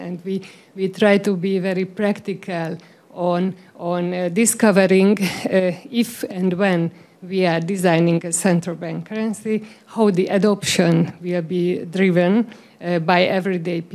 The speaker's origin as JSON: {"language": "English", "country": "Hungary", "said": "So I'm from Hungary"}